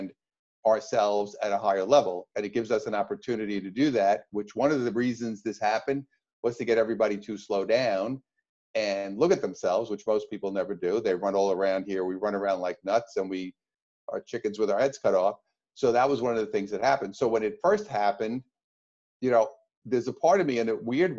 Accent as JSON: {"language": "English", "region": "New York", "country": "United States", "moved": "yes", "lives_now": "Orange County, United States", "said": "I'm from New York originally, and now I live up the road from you here in Orange County."}